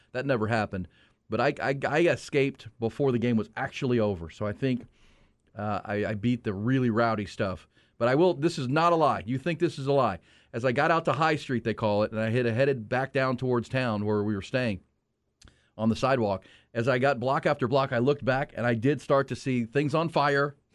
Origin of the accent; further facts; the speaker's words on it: Akron, Ohio, United States; I was born in Ohio. I'm from Akron, mean streets. I know this hat is burnt orange, but I'm an Ohio kid.